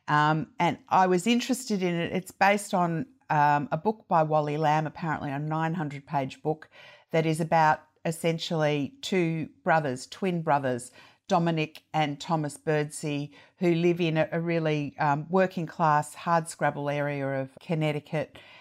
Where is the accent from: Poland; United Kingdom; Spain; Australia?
Australia; as an Australian